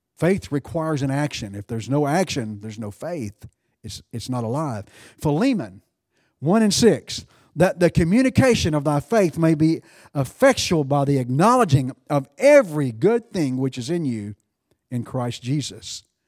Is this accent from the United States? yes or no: yes; United States; I'm an American